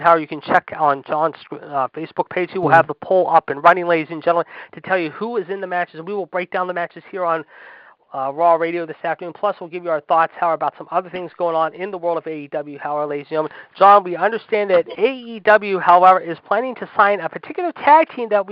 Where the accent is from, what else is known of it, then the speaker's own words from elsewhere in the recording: Pittsburgh, Pennsylvania, United States; from Pittsburgh, my hometown